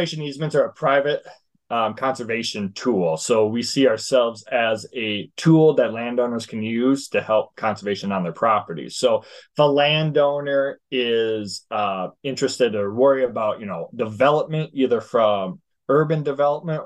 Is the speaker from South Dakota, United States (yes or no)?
yes; South Dakota, United States; I grew up in South Dakota